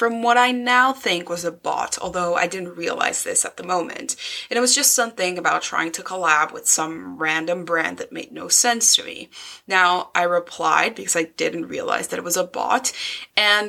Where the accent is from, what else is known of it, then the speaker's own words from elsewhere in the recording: Mexico City, Mexico; moved away as an adult; now in Scotland, United Kingdom; I was born in Mexico City and lived there for 18 years, but now I live in Scotland.